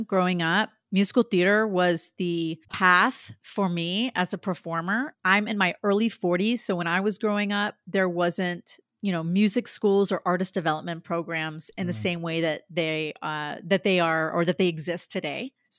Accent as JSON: {"language": "English", "town": "Dallas", "region": "Texas", "country": "United States", "tie": "born or raised there", "said": "Like to me, growing up in Dallas, I auditioned for Mickey Mouse Club when I was like in seventh grade and actually got kind of far."}